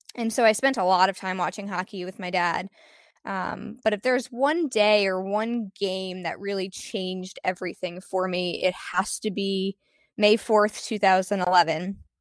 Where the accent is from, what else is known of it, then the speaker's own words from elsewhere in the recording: Connecticut, United States; I was born in Connecticut